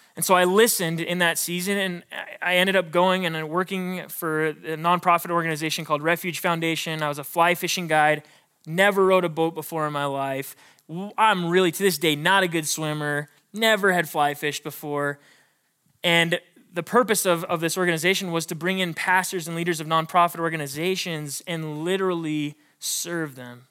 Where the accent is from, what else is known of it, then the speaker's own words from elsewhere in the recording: Billings, Montana, United States; I was born and raised in Billings, Montana.